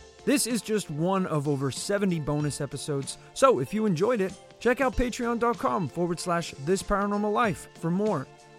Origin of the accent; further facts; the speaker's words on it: Savannah, Georgia, United States; born there; Even though I was born in Savannah, Georgia, you know, my knowledge about the place is a little bit limited.